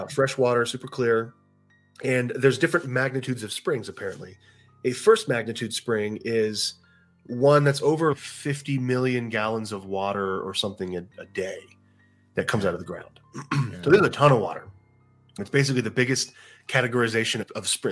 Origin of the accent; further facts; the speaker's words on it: Texas, United States; I'm from Texas. I went to Texas State University